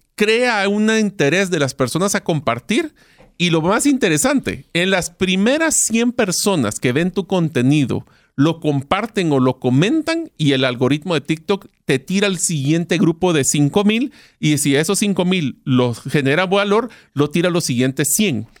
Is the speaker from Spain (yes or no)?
no; Guatemala; en Guatemala, o sea, mi país de origen